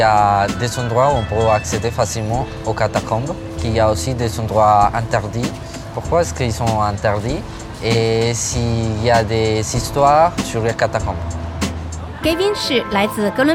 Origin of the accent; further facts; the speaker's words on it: Colombia; French is a second language; j'ai 17 ans, je viens de Colombie